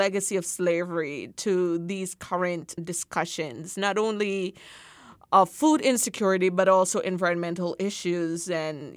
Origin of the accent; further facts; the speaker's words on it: Jamaica; as a Jamaican